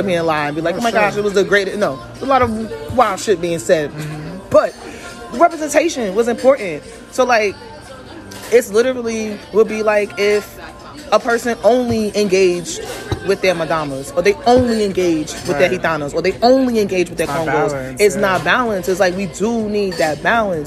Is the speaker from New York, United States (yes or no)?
yes; New York, United States; I'm from New York